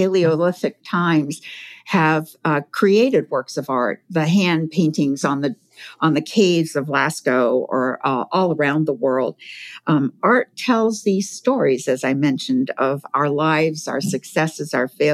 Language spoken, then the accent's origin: English; Provincetown, Massachusetts, United States; I grew up in Provincetown, Massachusetts.